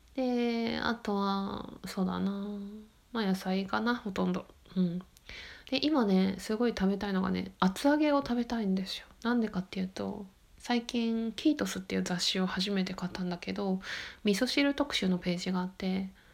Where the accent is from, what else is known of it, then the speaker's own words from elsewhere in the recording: Yokote, Akita, Japan; moved away as an adult; 秋田県横手市なんですけど